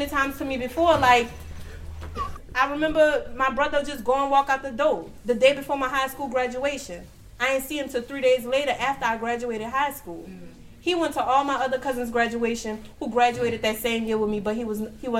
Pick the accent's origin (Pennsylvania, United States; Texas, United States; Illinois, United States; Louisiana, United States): Louisiana, United States; New Orleans; I grew up in New Orleans